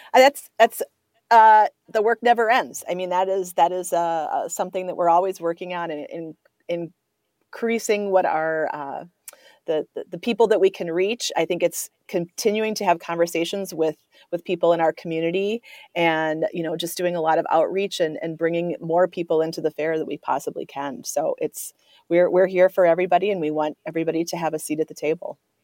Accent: Coon Rapids, Minnesota, United States; also born or lived in River Falls, Wisconsin; I grew up in the North Metro. I, I grew up, I went to high school at Coon Rapids, uh, just north of the metro here

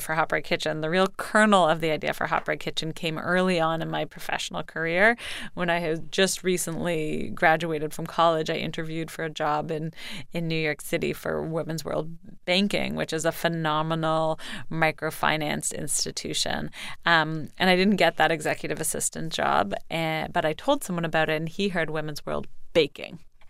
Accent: Canada; I'm from Canada.

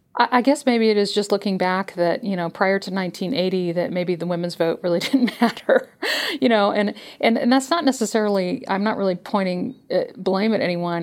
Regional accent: California, United States; my home state of California

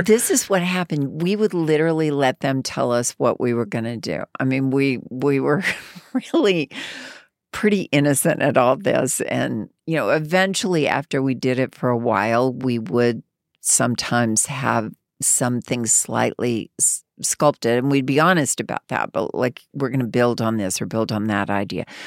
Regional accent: Arkansas, United States; moved away as an adult; a young girl from Arkansas

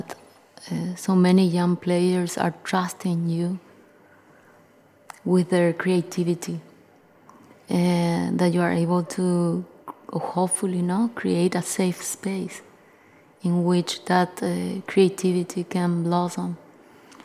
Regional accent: Paraguay; I am a guitarist from Paraguay

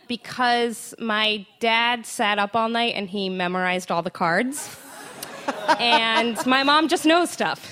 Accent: Connecticut, United States; I grew up in Connecticut

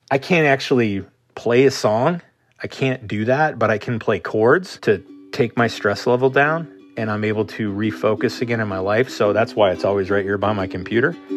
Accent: Marquette, Michigan, United States; moved away as an adult; I am from Marquette, Michigan, originally in the Upper Peninsula of Michigan. Absolutely a gorgeous place to grow up.

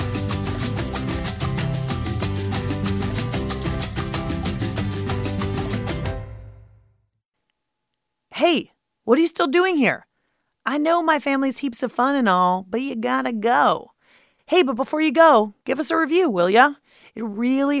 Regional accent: Pittsburgh, Pennsylvania, United States; now in Washington, D.C., United States; my hometown of Pittsburgh

